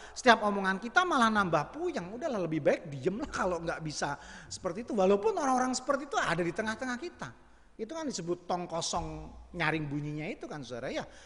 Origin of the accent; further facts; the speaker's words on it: Java, Indonesia; saya orang Jawa